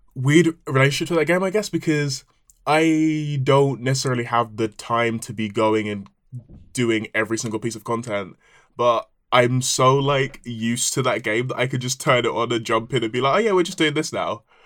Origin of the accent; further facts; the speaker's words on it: Nigeria; I am Nigerian